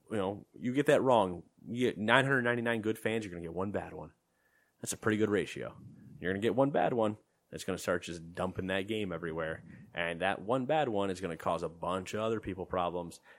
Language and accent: English; United States; I'm American.